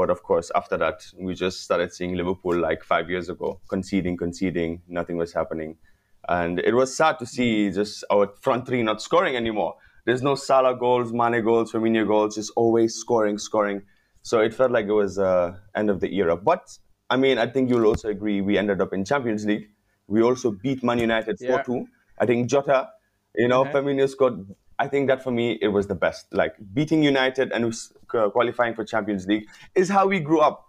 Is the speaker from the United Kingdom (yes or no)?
no; Gambia; I was born in Gambia, raised in Gambia, went to school in Gambia. I've been here my whole life, basically